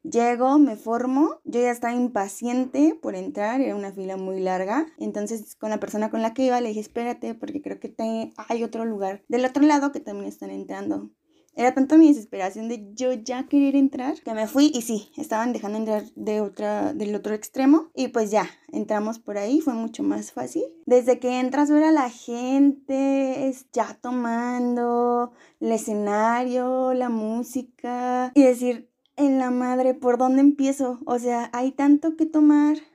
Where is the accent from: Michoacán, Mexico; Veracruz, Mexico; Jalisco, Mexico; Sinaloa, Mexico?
Michoacán, Mexico; Morelia; yo soy de Morelia